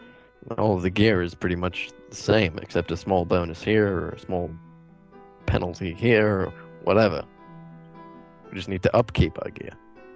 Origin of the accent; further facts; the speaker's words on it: Scotland, United Kingdom; Oh, wait, I'm Scottish. I was Scottish. I actually am Scottish.